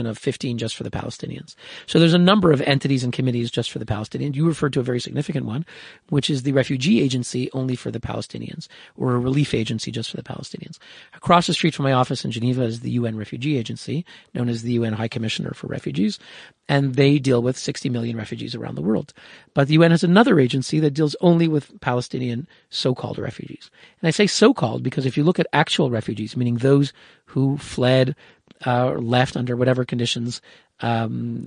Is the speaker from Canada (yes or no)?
yes; Canada; now in Switzerland; I'm born in Canada. My grandparents came three generations ago. They fled anti-Semitism from Poland. You know, I'm Canadian